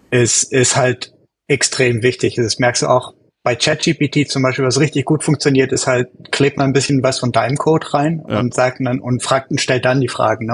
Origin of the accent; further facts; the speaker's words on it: Germany; moved away as an adult; now in United States; ich komme eigentlich aus Deutschland, aber wohne in den USA seit, seit ein paar Jährchen